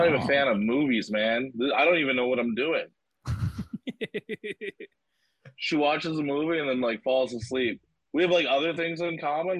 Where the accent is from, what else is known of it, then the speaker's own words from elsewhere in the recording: Montreal, Quebec, Canada; now in Halifax, Canada; I'm not from Halifax. I'm from Montreal originally.